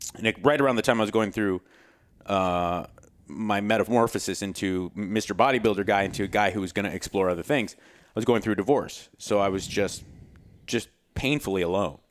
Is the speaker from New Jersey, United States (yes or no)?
no; Southern California, United States; I grew up in Southern California